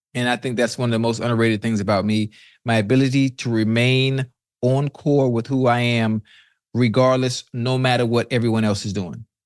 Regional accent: Miami, Florida, United States; I'm from Miami

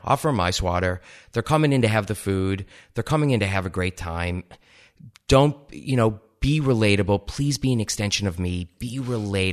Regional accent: Ohio, United States; moved away as an adult; also born or lived in East Lansing, Michigan; I grew up in Ohio

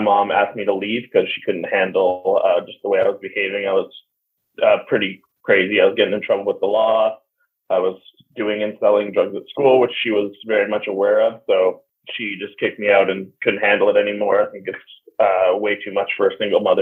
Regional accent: Vancouver, British Columbia, Canada; I was born in Vancouver, Canada

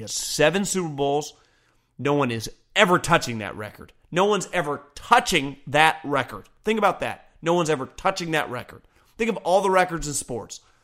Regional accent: California, United States; also born or lived in Northeast United States; I just wanted to come back to California because I'm from California

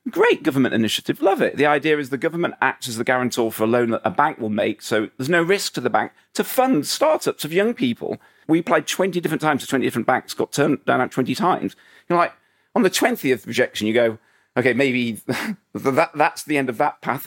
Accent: Huddersfield, Yorkshire and the Humber, United Kingdom; moved away; I was a guy from Huddersfield

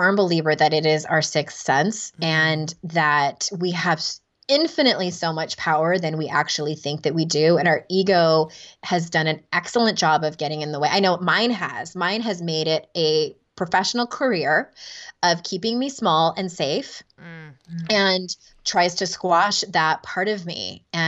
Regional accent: California, United States; now in North Carolina, United States; I'm from Southern California, born and bred, and we're in rural North Carolina now.

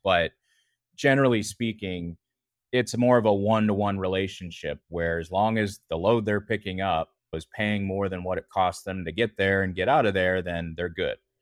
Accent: near Vancouver, British Columbia, Canada; moved away as an adult; now in North Carolina, United States; I actually grew up in Western Canada, close to Vancouver in, in British Columbia

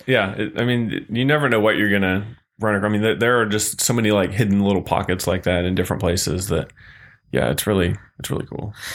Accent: Missouri, United States; now in Texas, United States; I grew up in Missouri.

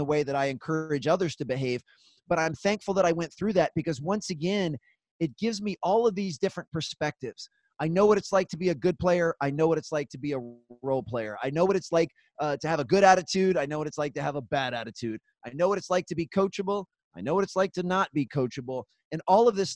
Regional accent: Gaithersburg, Maryland, United States; also born or lived in North Carolina; So I live in Gaithersburg, Maryland. It's a small suburb about 30 minutes north of Washington, D.C. So I'm on the east coast of the United States. And this is actually where I grew up.

